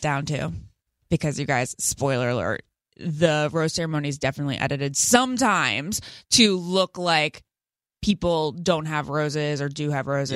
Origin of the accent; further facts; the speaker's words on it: Great Falls, Virginia, United States; I'm from Northern Virginia